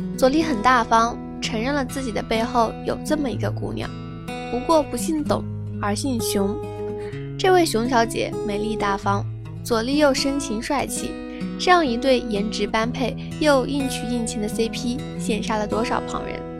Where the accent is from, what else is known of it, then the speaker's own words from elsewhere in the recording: China; 作为一个中国人